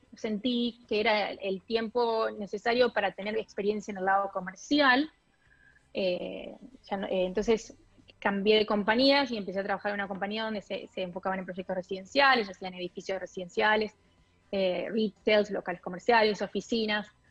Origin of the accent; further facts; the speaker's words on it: Pergamino, Buenos Aires Province, Argentina; moved away as an adult; also born or lived in Rosario / Brooklyn, New York; now in New York, United States; yo soy de Pergamino, provincia de Buenos Aires